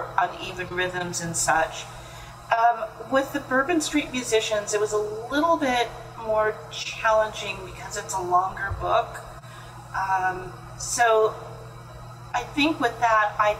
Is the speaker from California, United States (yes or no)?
yes; California, United States; I grew up in California